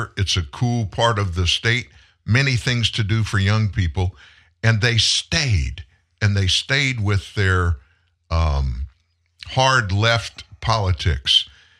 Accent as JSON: {"language": "English", "town": "Houston", "region": "Texas", "country": "United States", "tie": "born there", "said": "I was born in the Houston metro area, another big area in Texas."}